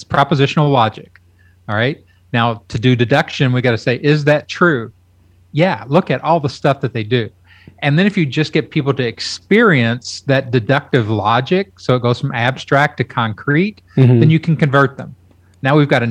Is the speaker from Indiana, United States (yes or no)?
no; Kentucky, United States; now in Austin, United States; I grew up in Kentucky.